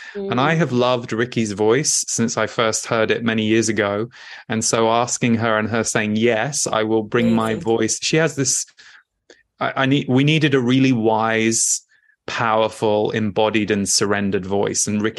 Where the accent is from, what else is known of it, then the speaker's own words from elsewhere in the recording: United Kingdom; And yet often, certainly in the Western world that I was raised in Britain, that was not necessarily something that was celebrated or revered.